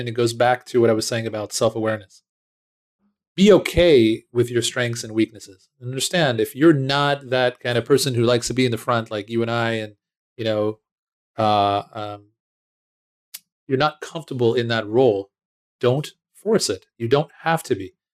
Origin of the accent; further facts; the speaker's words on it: United States; moved away as an adult; now in Israel; I was born in Israel, um, but very early on, uh, moved with my family to, uh, the States. I grew up right outside of Washington, D C.